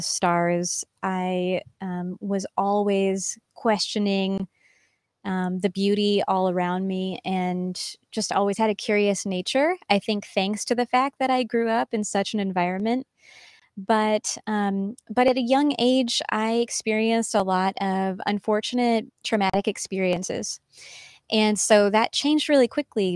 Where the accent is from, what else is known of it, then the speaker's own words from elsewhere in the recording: Missouri, United States; I grew up in Missouri on a farm, kind of in the middle of nowhere, and I loved it